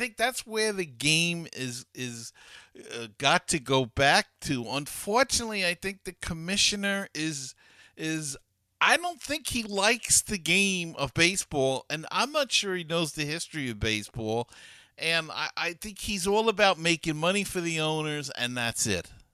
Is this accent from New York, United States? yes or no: yes; New York City, New York, United States; as a kid growing up in Queens